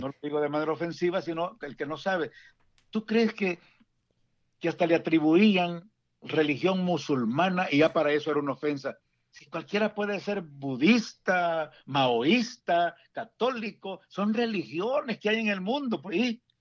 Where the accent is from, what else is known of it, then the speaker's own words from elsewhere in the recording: San Salvador, El Salvador; moved away as an adult; also born or lived in Dallas Fort Worth, Texas / Houston, Texas; now in Washington metropolitan area, United States; yo soy originario de El Salvador, originario de San Salvador